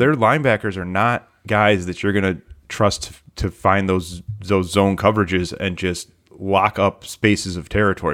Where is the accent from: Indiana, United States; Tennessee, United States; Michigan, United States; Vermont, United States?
Michigan, United States; I was born and raised in Michigan